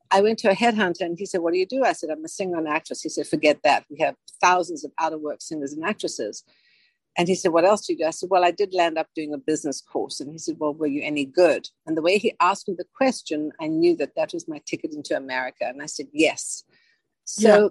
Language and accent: English; Johannesburg, Gauteng, South Africa; moved away; I was born and raised in South Africa from Johannesburg.